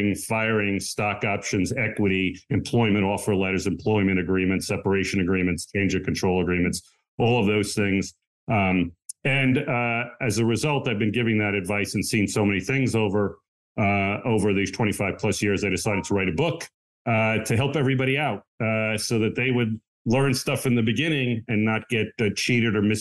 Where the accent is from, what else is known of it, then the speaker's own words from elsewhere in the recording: Long Island, New York, United States; moved away as an adult; also born or lived in Philadelphia / New Jersey; I grew up in Long Island, New York